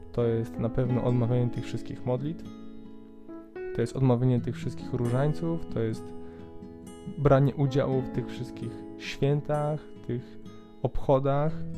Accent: Poland; u nas Polaków

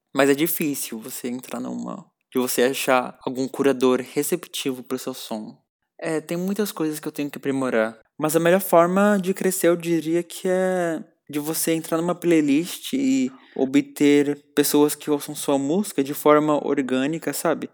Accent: São Paulo, Brazil; Eu sou de São Paulo, nascido e criado

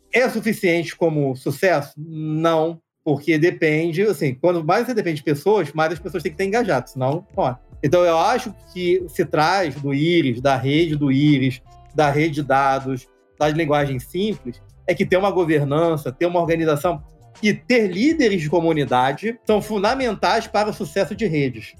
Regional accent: Rio de Janeiro, Brazil; moved away; also born or lived in Brasília; sou do Rio de Janeiro, então sempre tive contato com o pessoal do Rio

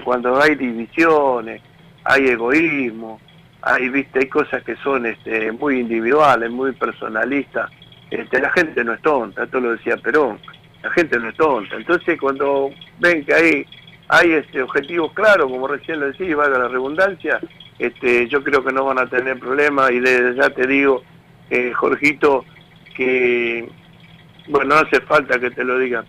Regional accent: Tigre, Buenos Aires Province, Argentina; now in Garín, Argentina; yo soy de ahí, de Tigre, cerca donde están las, donde están ustedes, yo me crié por ahí

